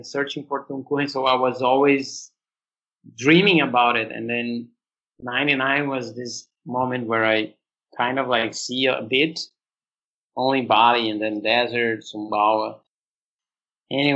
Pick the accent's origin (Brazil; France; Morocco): Brazil; born or raised there; also born or lived in Australia / São Paulo